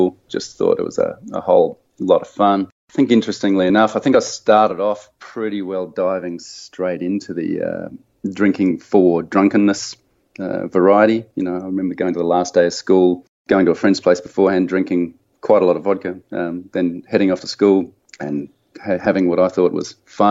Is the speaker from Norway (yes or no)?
no; Adelaide, South Australia, Australia; I am from Adelaide, Australia.